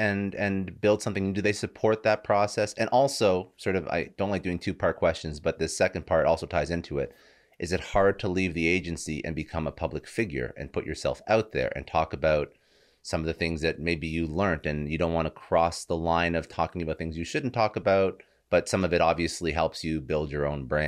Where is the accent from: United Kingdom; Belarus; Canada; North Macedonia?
Canada; my dad was in CSIS. I'm Canadian.